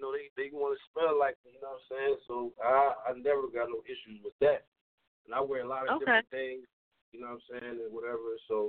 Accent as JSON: {"language": "English", "area": "Bucks County area", "region": "Pennsylvania", "country": "United States"}